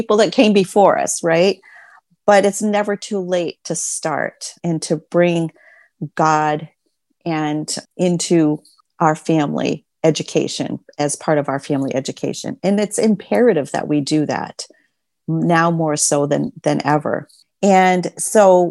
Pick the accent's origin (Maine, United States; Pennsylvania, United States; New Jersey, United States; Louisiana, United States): Maine, United States; the state of Maine, which is my home state